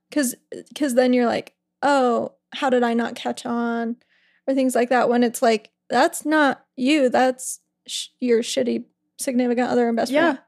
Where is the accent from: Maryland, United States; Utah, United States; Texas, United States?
Utah, United States; West Jordan; we grew up in West Jordan, Ryan and I.